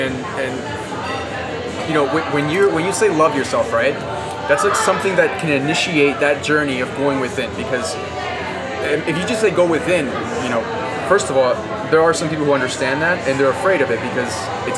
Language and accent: English; Peru; I have five fingers, you know, I'm from Peru, I have black hair, black eyes